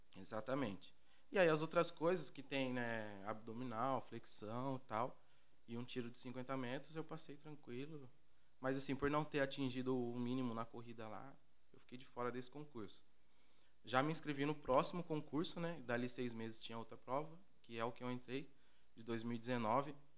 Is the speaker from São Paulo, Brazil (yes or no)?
yes; Campinas, São Paulo, Brazil; cresci aqui no Vila União